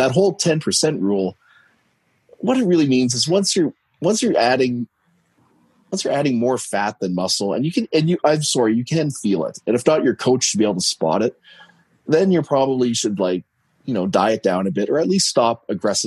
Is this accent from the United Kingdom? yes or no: no; Canada; I'm Canadian